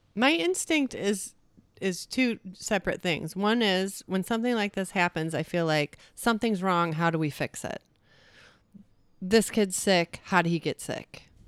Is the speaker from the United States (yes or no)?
yes; United States; I don't wanna identify as being an American